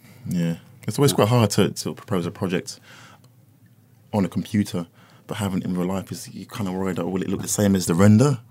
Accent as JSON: {"language": "English", "region": "London", "country": "United Kingdom", "tie": "born or raised there", "said": "where I lived growing up in North London"}